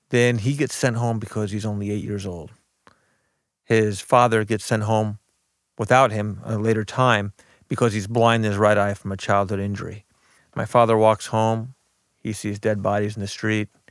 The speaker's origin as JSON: {"language": "English", "town": "Belleville", "region": "Illinois", "country": "United States", "tie": "born or raised there", "also_born_or_lived": "Beirut, Lebanon", "said": "I grew up in Belleville, Illinois, but I was born in Beirut, Lebanon"}